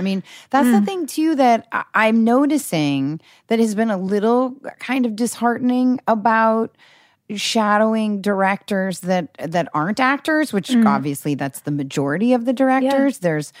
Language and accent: English; Newport Beach, California, United States; also born or lived in Seattle, Washington; Because I grew up in Newport Beach.